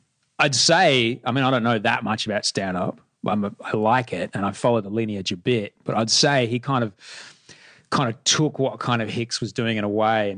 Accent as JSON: {"language": "English", "town": "Brisbane", "region": "Queensland", "country": "Australia", "tie": "born or raised there", "said": "I know what it's like to grow up in the suburbs of Brisbane."}